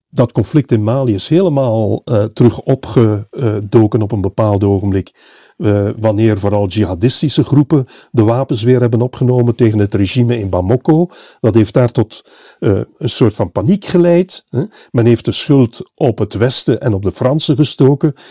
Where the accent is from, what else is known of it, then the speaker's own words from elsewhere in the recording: Flanders, Belgium; bij ons in Vlaanderen